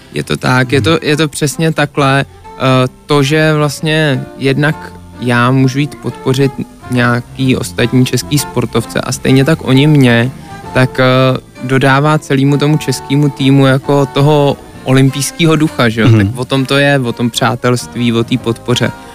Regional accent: Czechia; also born or lived in Canada; furt jsem byl Čech

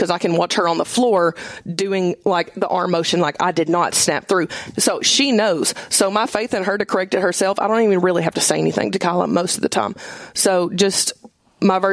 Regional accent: Summertown, Tennessee, United States; I am from Summertown. I played 3 sports in Summertown

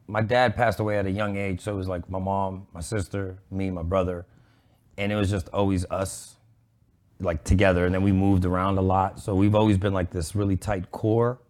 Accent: Pittsburgh, Pennsylvania, United States; moved away as an adult; also born or lived in New York City; now in Dallas, United States; mostly grew up in Pittsburgh

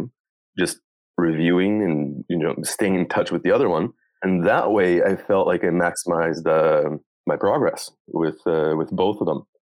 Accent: Brazil; first language Portuguese; English is a second language; moved away as an adult; now in Vancouver, Canada; I was born and raised in Brazil, so English is my second language. Then I moved to Canada

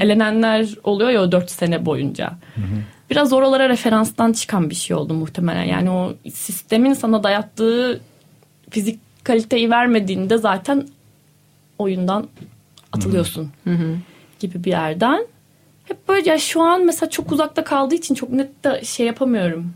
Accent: Denizli, Turkey; moved away; also born or lived in Ankara; Yani ben şimdi Denizliliyim. Denizli'de doğdum, büyüdüm

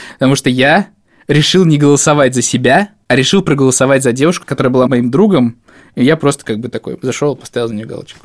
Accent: Novomoskovsk, Tula Oblast, Russia; moved away; Когда я приезжаю к себе в родной город Новомосковск

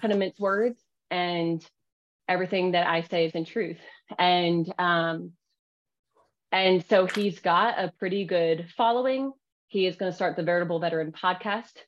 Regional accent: Pennsylvania, United States; now in Oklahoma, United States; I am actually not Oklahoma, Oklahoman born, Oklahoma born or whatever. I'm actually from Pennsylvania.

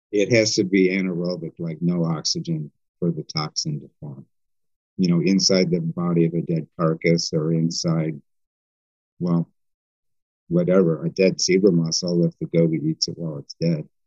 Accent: Wisconsin, United States; like I'm from Wisconsin.

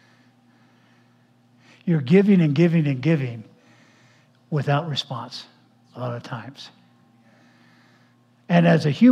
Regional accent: Los Angeles, California, United States; growing up in Los Angeles area back in the 1900s

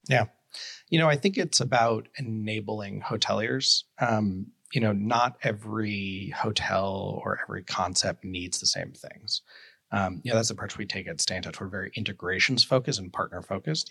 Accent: New York City, New York, United States; I grew up in New York City

